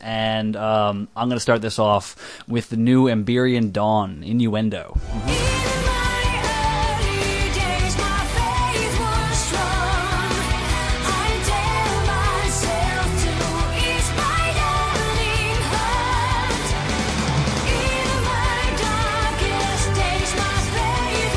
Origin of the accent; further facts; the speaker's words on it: Texas, United States; I'm from Texas.